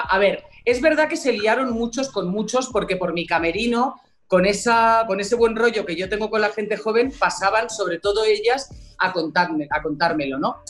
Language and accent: Spanish; Alicante, Valencian Community, Spain; yo soy de Alicante